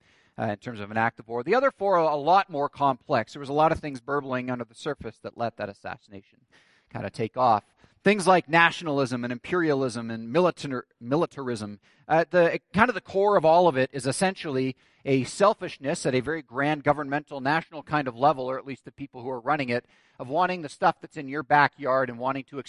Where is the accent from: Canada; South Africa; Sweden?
Canada; growing up in Canada as I did